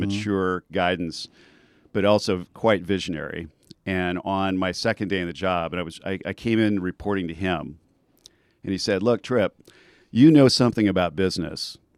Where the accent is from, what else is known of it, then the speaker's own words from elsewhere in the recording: Southern California, United States; also born or lived in Bay Area / Silicon Valley; now in Santa Barbara, United States; I'm originally from Southern California